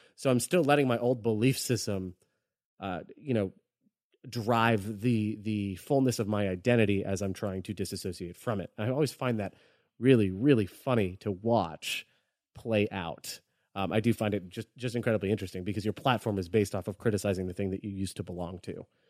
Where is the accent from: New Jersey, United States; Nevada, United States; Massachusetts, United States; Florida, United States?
Florida, United States; I'm from Florida